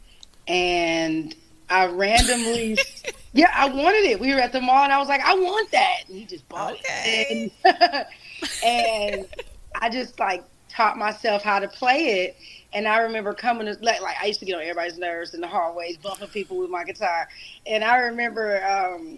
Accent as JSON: {"language": "English", "town": "Milwaukee", "region": "Wisconsin", "country": "United States", "moved": "as an adult", "lives_now": "Las Vegas, United States", "said": "I'm from Milwaukee, but currently I am in Las Vegas"}